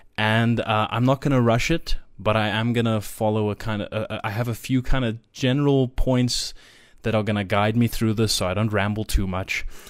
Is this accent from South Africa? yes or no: yes; South Africa; I live in South Africa, which will come up I'm, I'm South African, I should say, born and raised